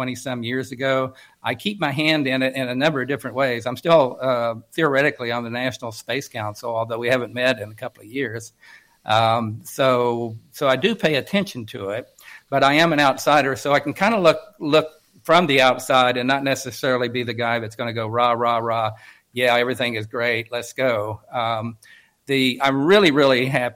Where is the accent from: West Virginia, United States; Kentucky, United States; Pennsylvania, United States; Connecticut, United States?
West Virginia, United States; Coalwood; I am from West Virginia